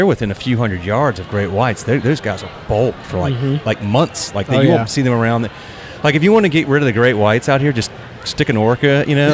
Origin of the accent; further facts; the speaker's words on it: North Carolina, United States; I grew up in North Carolina